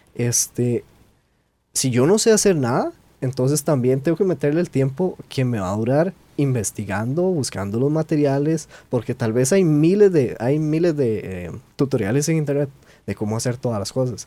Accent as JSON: {"language": "Spanish", "country": "Costa Rica", "said": "nosotros como buenos ticos"}